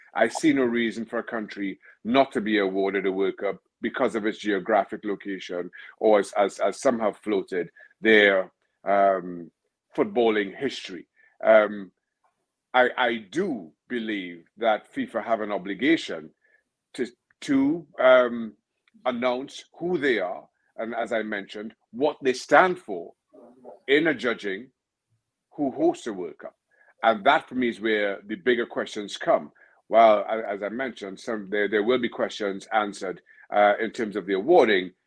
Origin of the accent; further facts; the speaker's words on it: Trinidad & Tobago; I'm originally from Trinidad, Trinidad and Tobago